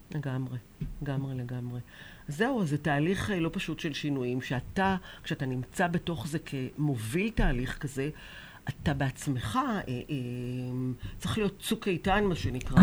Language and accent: Hebrew; Israel; אנחנו כבר ילידות הארץ